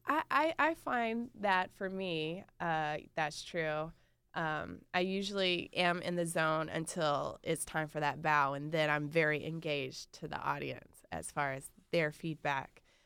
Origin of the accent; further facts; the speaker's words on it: North Carolina, United States; moved away; I'm from North Carolina